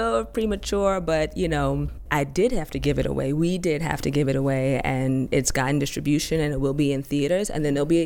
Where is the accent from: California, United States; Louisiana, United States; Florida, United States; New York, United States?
New York, United States; New York City; I'm from Harlem